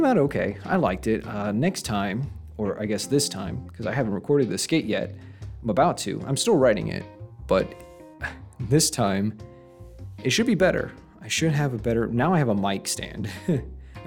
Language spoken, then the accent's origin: English; Texas, United States; I'm from Texas